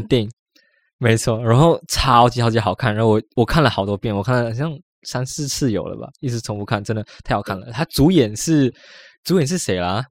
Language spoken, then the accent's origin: Chinese; Malaysia; 我们马来西亚的一些文化